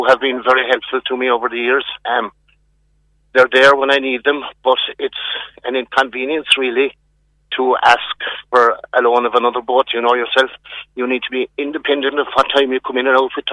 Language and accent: English; Ballymena, Northern Ireland, United Kingdom; I'm originally from Ballymena